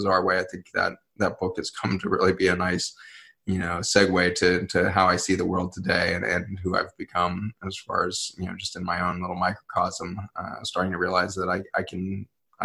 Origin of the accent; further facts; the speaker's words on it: Colorado, United States; I was growing up in Colorado, which is, a huge Hispanic, group there.